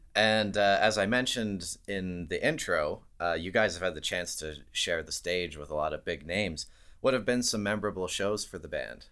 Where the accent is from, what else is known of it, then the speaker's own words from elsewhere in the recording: Calgary, Alberta, Canada; my hometown of Calgary, Alberta